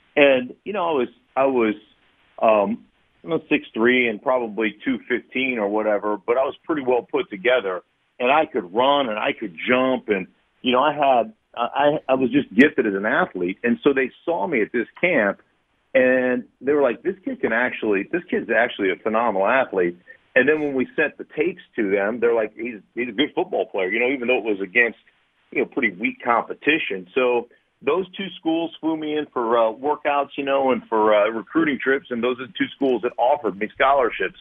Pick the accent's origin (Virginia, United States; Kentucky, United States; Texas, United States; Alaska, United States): Alaska, United States; moved away as an adult; also born or lived in Idaho; I loved growing up in Alaska